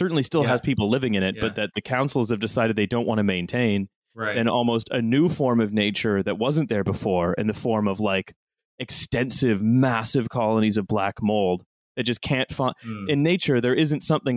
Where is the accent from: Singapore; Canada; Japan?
Canada; moved away as an adult; now in United Kingdom; I've lived here for the last 10 years and I'm simply a Canadian abroad